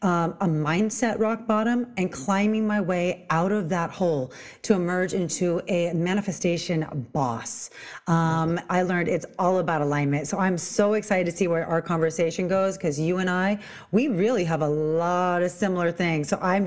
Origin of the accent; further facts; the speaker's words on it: Long Beach, California, United States; I am a self-mastery mentor. I'm from Long Beach, California.